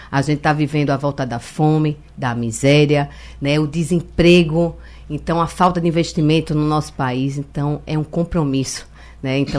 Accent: Olinda, Pernambuco, Brazil; Depois disso, eu sou de Olinda, eu sou da cultura, e a gente estava vivendo um período na cidade da, da, do, do axé, no carnaval de rua né

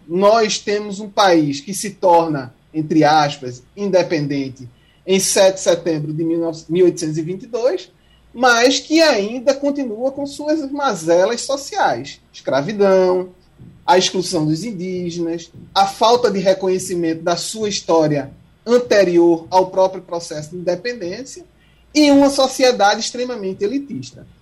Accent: Brazil; eu não sou português, sou brasileiro

